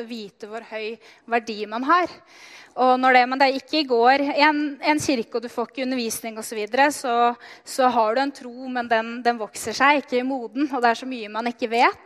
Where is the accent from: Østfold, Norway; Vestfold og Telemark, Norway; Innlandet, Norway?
Innlandet, Norway; Løten; Jeg er oppvokst i Løten